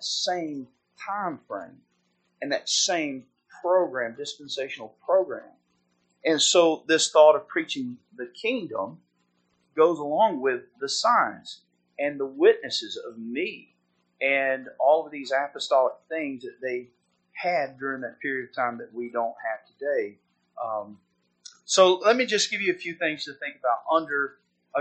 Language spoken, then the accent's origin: English; the South, United States; now in Haslett, United States; I grew up in the South